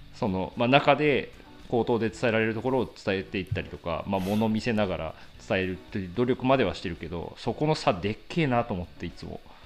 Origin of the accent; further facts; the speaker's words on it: Yuzawa, Niigata, Japan; moved away; 地元に帰る機会があってその、はい、地元林業会社と製材業者1社しかない